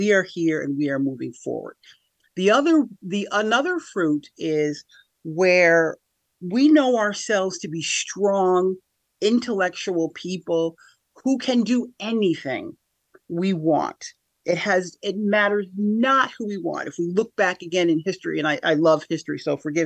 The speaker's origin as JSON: {"language": "English", "town": "Schenectady", "region": "New York", "country": "United States", "tie": "born or raised there", "also_born_or_lived": "Niskayuna", "said": "I'm from here, the Capital Region of New York, born and raised in Schenectady. Grew up half and half, as it were. So I grew up half in Niskayuna and then half in Schenectady, the city of Schenectady"}